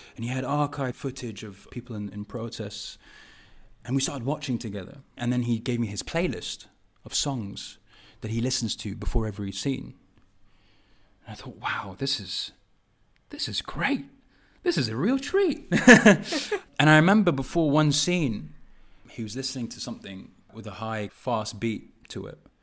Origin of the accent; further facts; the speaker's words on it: London, United Kingdom; growing up in Park Royal in Acton